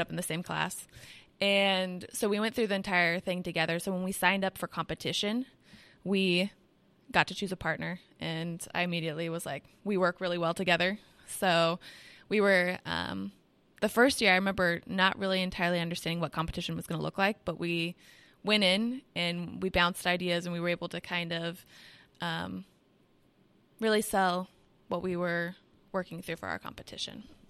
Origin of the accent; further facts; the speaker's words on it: Washington, United States; I'm from Washington State